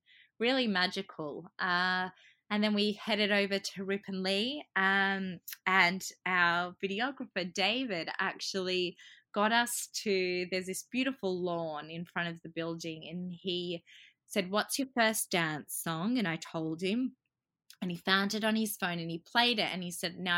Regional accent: Australia; also born or lived in Croatia; I was born in Croatia, but I've grown up here and I really identify as being Australian.

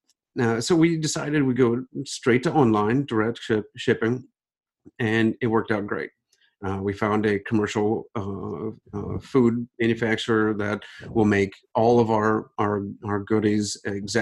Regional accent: Ohio, United States; Growing up in Ohio

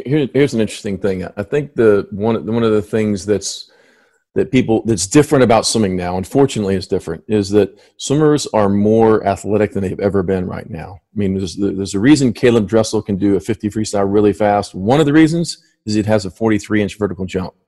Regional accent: Miami, Florida, United States; moved away as an adult; I grew up in Miami

